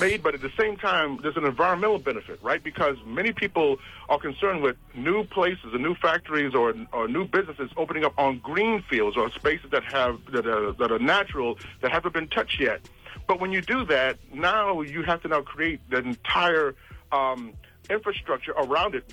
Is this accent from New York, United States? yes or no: yes; New York City, New York, United States; now in New Jersey, United States; I was raised in Brooklyn, New York